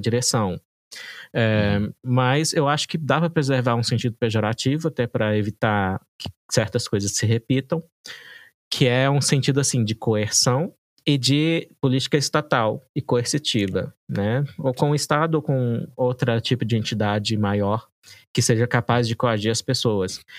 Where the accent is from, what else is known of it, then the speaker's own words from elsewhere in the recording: Brazil; como brasileiro